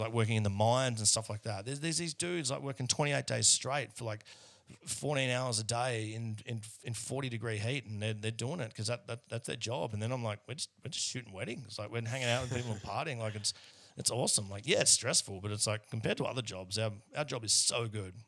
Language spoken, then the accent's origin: English; Australia; now in Melbourne, Australia; most Australians who, who look like I do are, are not overly proud of our, um, out of our history